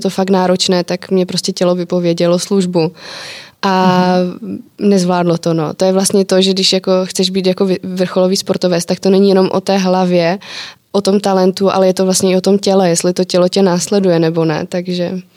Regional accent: Czechia

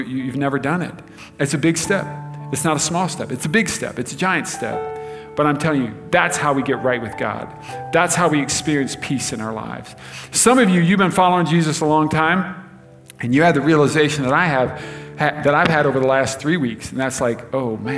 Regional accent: United States; us as Americans

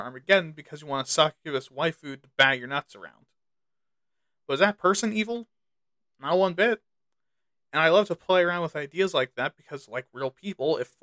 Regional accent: United States; my home country of the good old US

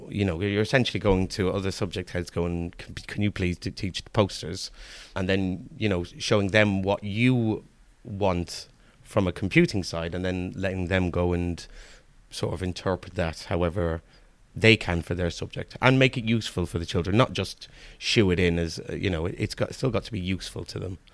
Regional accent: Kilkenny, Leinster, Ireland; moved away as an adult; also born or lived in Manchester, England; now in Cheltenham, United Kingdom; we moved over when I was about four in the early eighties, leaving Manchester's, Manchester, the city of Manchester to, um, move over to the middle of the countryside in, in Ireland. And I lived there

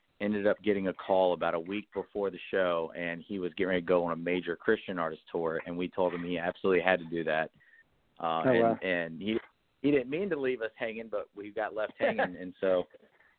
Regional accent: Virginia, United States; now in Nashville, United States; I'm from Virginia

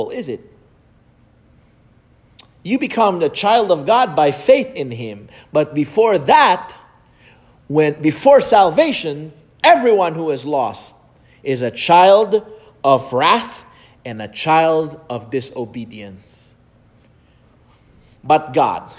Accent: Philippines; English is a second language; as a Filipino growing up in the Philippines

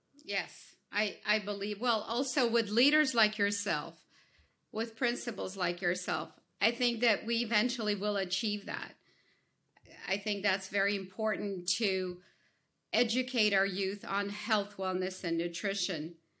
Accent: Ukraine; moved away; I, I, I come, I come from Ukraine

